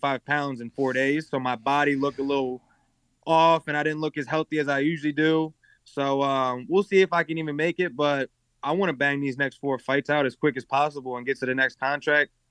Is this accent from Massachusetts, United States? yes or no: no; Baltimore, Maryland, United States; I come from the schools where kids don't think they can because we're from Baltimore